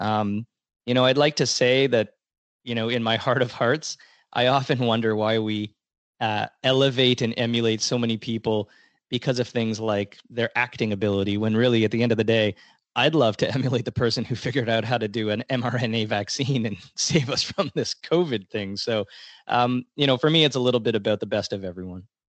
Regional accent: Toronto, Ontario, Canada; I was born, raised, and still live in the great city of Toronto.

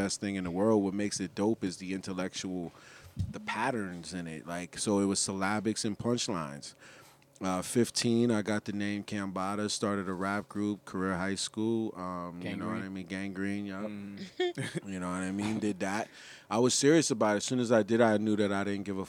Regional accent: New Haven, Connecticut, United States; I grew up in the Hill, Howard and Spring area in New Haven, Connecticut.

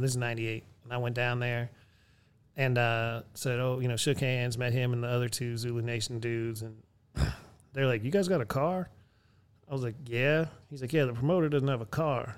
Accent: Erie, Pennsylvania, United States; my hometown, Erie

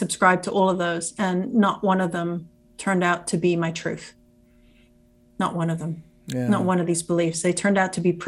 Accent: England, United Kingdom; now in United States; I grew up in England. I'm an American citizen. I grew up in England

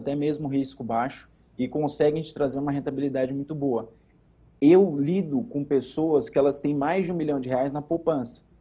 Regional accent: Pernambuco, Brazil; now in Campinas, Brazil; Eu sou pernambucano, né? Sim. Graças a Deus, radicado no estado de São Paulo

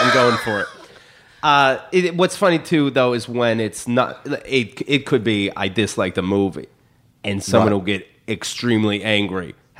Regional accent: near Pittsburgh, Pennsylvania, United States; moved away as an adult; now in New York, United States; Close to Pittsburgh, Pennsylvania, but the real country, farmland.

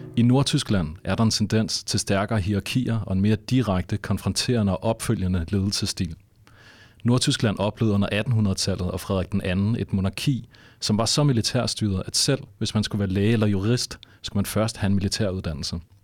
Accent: Denmark

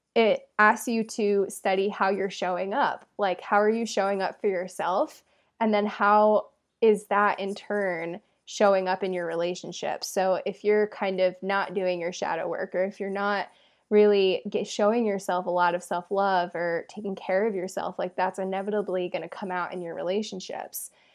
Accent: England, United Kingdom; my family is from England and I was born in England

